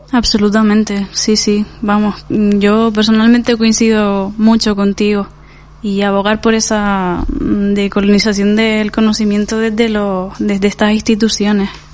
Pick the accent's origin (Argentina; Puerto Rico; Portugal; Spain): Spain; Canary Islands; moved away; yo al ser canario